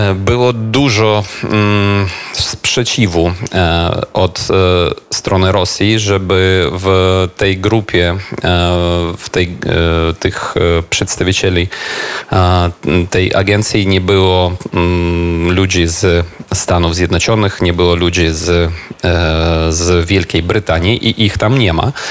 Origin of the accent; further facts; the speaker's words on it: Kyiv, Ukraine; Polish is a second language; Jestem w rodzinnym Kijowie